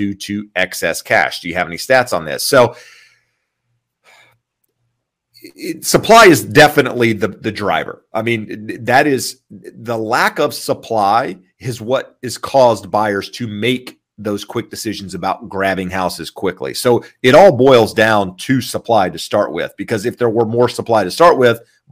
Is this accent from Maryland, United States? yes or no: no; California, United States; being a Californian and seeing how my property taxes have gone up in 10 years